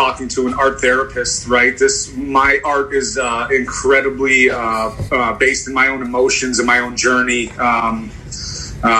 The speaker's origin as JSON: {"language": "English", "town": "Chicago", "region": "Illinois", "country": "United States", "tie": "born or raised there", "said": "I grew up on the Northwest side. I'm a born and raised native Chicagoan"}